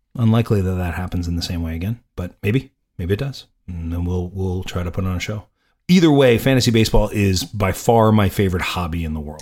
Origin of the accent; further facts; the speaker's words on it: New York, United States; I'm from New York